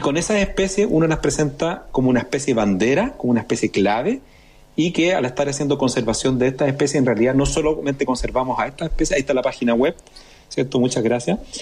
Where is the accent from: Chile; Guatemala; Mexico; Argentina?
Chile; nosotros como chilenos